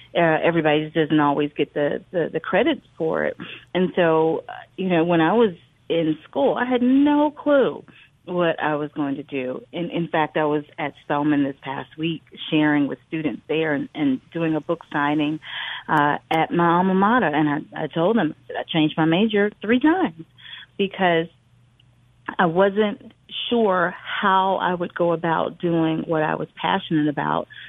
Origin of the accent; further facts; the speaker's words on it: the Delta, Mississippi, United States; growing up in the Delta